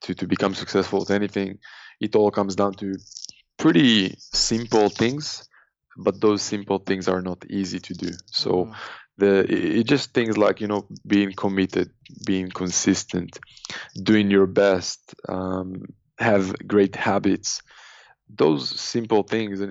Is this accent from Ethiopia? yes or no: no; Israel; I'm born and raised in Israel, and every guy got to do 3 years in the army.